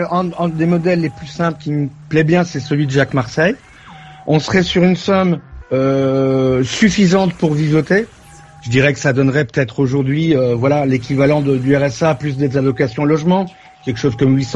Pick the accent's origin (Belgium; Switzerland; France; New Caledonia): Belgium; Après, je suis belge, donc je vote pas